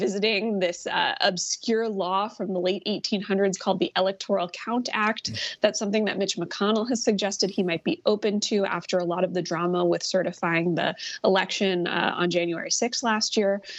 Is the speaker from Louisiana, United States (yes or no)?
no; Virginia, United States; now in Georgia, United States; my home state of Virginia